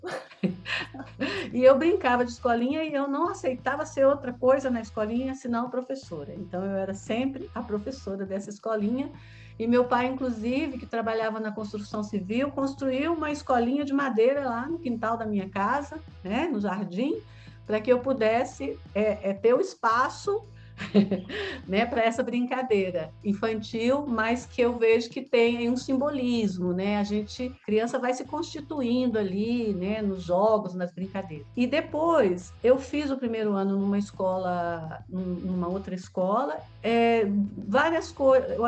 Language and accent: Portuguese; Taguatinga, Federal District, Brazil; moro aqui em uma cidade próxima a Brasília, que é da região do Distrito Federal, que é Taguatinga, onde eu nasci. E aqui em Taguatinga eu fiz a antiga escola primária